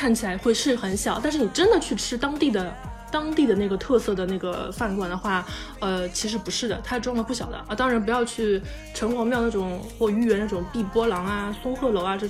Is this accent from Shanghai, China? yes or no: yes; Shanghai, China; 我我像我是个上海人，我都没有了解过上海大妈是个怎么样的存在。